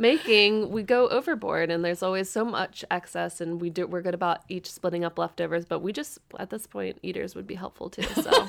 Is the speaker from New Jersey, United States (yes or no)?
no; Northern Kentucky, United States; moved away as an adult; now in Louisville, United States; I'm originally from the Northern Kentucky area